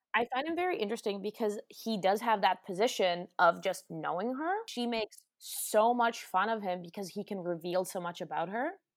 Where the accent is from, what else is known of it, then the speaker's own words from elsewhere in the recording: Germany; moved away; from Germany where I'm from